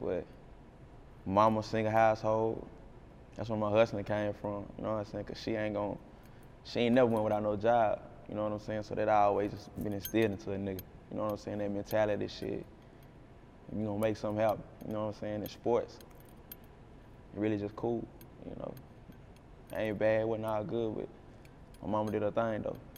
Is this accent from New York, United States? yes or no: no; Jacksonville, Texas, United States; I'm from Texas. Like, this the only land I know.